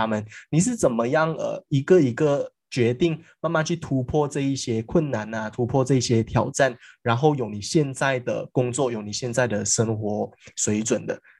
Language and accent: Chinese; Malaysia; 但是我们都知道，身为马来西亚人哦，在马来西亚这一个产业还不像国外那么发达，所以很多人会选择到国外去深造啊，到国外去发展。